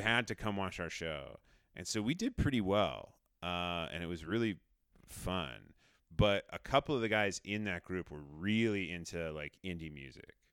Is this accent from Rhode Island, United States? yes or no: yes; Rhode Island, United States; moved away; I grew up in Rhode Island, and we had a pretty good public s, m, school music program